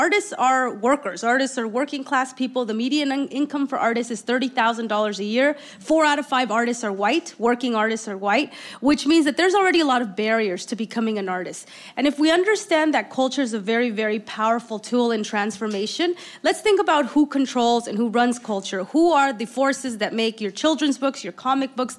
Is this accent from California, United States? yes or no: yes; Oakland, California, United States; I grew up in Oakland